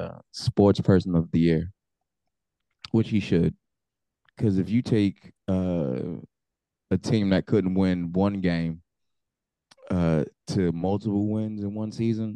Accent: United States; as an American

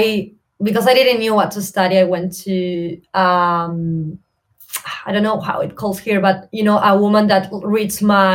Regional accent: Córdoba, Argentina; English is a second language; now in Buenos Aires, Argentina; So I started uni at Buenos Aires. I'm original from Cordoba, which is like 8 hours from Buenos Aires. So I moved to Buenos Aires.

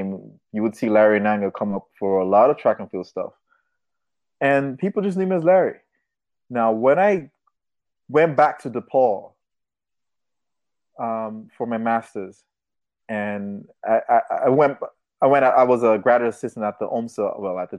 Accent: Nigeria; I'm from Africa, I'm from Nigeria, half Nigerian. I'm gonna give her a name from where I'm from, like the village where my father grew up

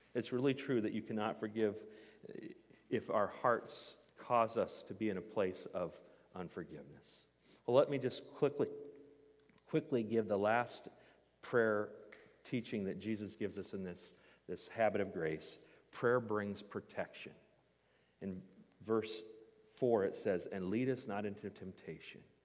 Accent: Newton, Iowa, United States; I grew up in Newton, Iowa

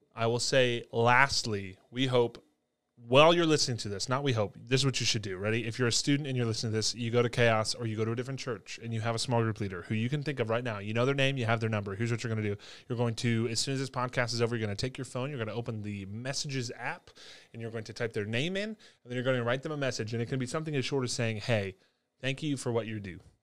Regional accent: Binghamton, New York, United States; moved away; I grew up in Binghamton, New York, Fessel, New York, actually, is where I grew up, the greater, greater Binghamton area

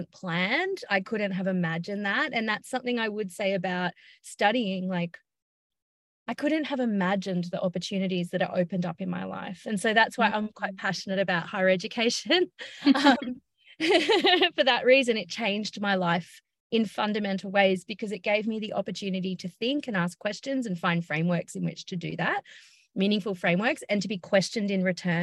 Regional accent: Byron Bay, New South Wales, Australia; I just moved home. I'm from Byron Bay

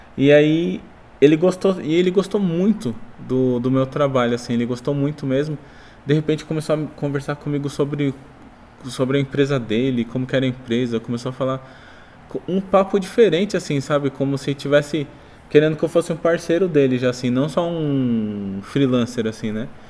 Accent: São Paulo, Brazil; moved away as an adult; now in Boituva, Brazil; eu era de São Paulo

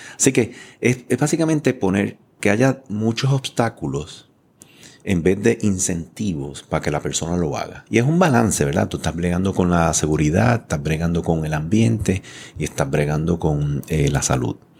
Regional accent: San Juan, Puerto Rico; yo me crié aquí detrás en Floral Park, lo digo mm. todo el mundo, ¿verdad? Ahí estaban las gladiolas, eh, o sea, estaba Jurutungo, Quintana. Yo me crié ahí, una familia inmigrante con cuatro hermanos

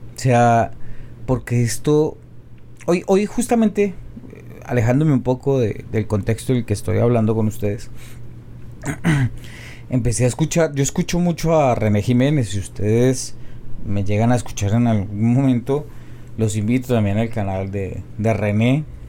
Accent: Colombia; soy un colombiano promedio

